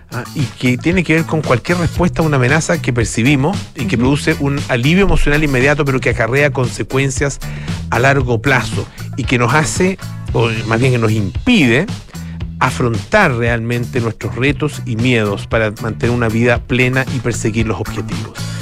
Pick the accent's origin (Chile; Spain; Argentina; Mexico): Chile; los chilenos somos, los hombres chilenos somos